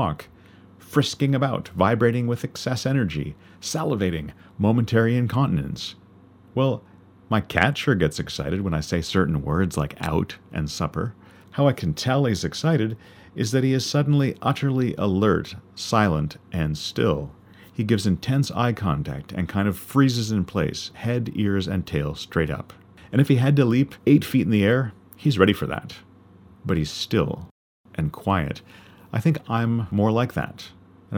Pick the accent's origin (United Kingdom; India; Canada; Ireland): Canada; being a Canadian of British descent